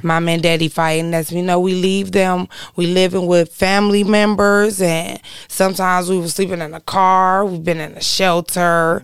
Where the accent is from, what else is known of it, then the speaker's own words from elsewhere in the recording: Detroit, Michigan, United States; I was born and raised over there on Six Mile and Davidson